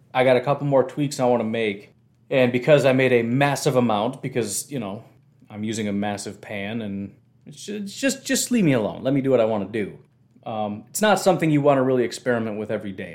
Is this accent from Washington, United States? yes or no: no; Illinois, United States; now in Wisconsin, United States; when I grew up in Illinois, there were Cubs fans and White Sox fans